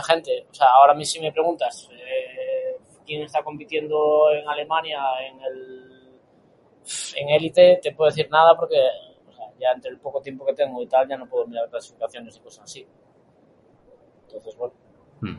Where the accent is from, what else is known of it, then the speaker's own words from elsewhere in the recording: Galicia, Spain; como gallego que soy